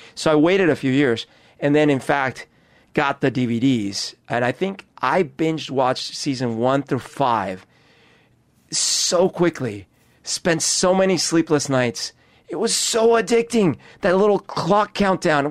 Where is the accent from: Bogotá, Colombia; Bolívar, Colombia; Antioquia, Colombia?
Bogotá, Colombia; now in Seattle, United States; I grew up in Bogota.